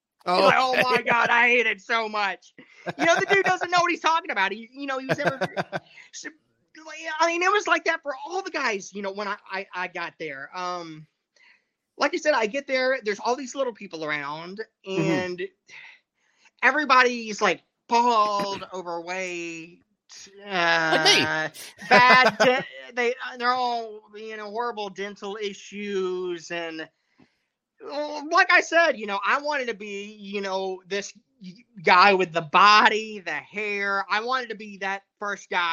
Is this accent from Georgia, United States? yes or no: yes; Georgia, United States; moved away as an adult; now in Tennessee, United States; I'm from Georgia. And like when I was in high school, there's still people wearing these Dixie Outfitter shirts